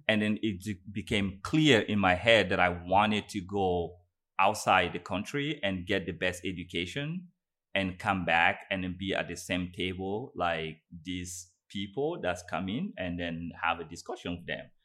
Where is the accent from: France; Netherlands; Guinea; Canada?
Guinea; I was born in Guinea, um, in, in West Africa, um, Guinea Conakry.